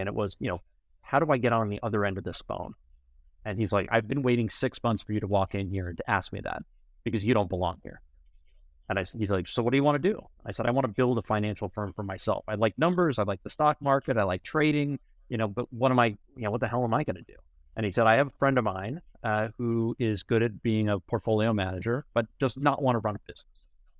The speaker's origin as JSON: {"language": "English", "region": "New York", "country": "United States", "tie": "born or raised there", "said": "So I grew up in New York on the North Shore of Long Island, and I escaped without the accent"}